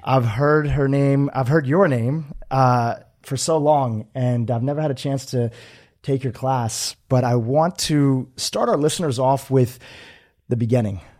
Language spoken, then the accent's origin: English; United States; born or raised there; also born or lived in Kenya